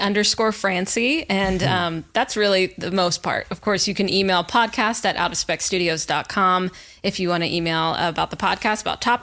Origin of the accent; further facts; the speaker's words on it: Southeast, United States; accent: Southern; moved away as an adult; also born or lived in Colorado; now I'm back. I'm in the Southeast where my roots are. I'm hailing back south, so maybe I can get my Southern accent up